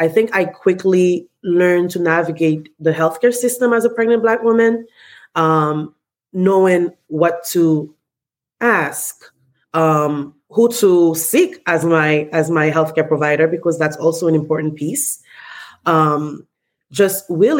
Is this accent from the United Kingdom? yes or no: no; Haiti; moved away; I am originally from Haiti, born and raised.